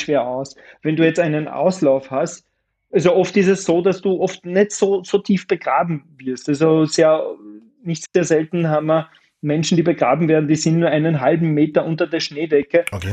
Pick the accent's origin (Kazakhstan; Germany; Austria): Austria